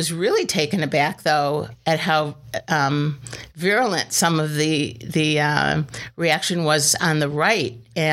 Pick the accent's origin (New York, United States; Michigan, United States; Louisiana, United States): Michigan, United States; moved away as an adult; now in Washington, United States; I'm from Michigan